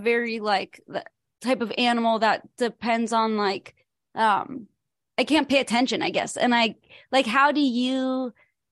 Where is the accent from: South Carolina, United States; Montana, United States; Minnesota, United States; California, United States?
California, United States; I'm from California